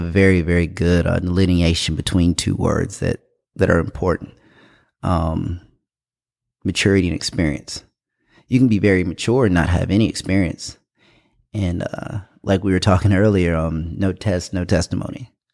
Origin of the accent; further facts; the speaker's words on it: Greenville, South Carolina, United States; also born or lived in Indianapolis, Indiana / Germany; I was born in Indianapolis, Indiana. Uh, I moved to Greenville, South Carolina when I was around six with my grandparents. Uh, was raised here, went to Wayne Hampton High School here in Greenville